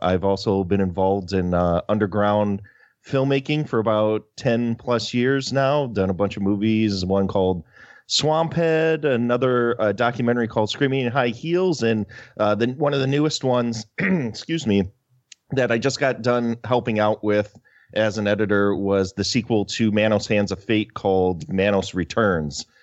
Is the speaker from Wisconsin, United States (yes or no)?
yes; Wisconsin, United States; I'm from Wisconsin